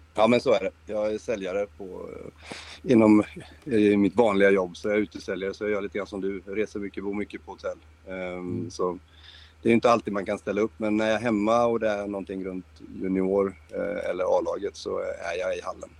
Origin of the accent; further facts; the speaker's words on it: Linköping, Östergötland, Sweden; jag är född i Linköping